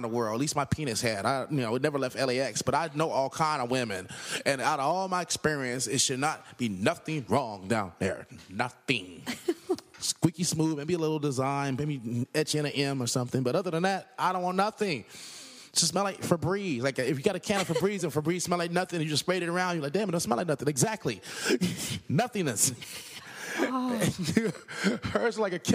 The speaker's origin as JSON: {"language": "English", "town": "Los Angeles", "region": "California", "country": "United States", "said": "I'm from South Central L.A."}